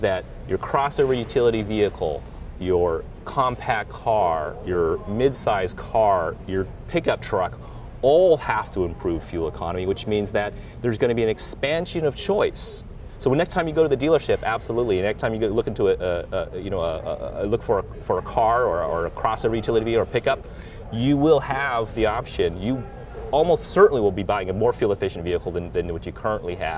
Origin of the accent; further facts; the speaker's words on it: Southern California, United States; I grew up in Southern California during the 70s.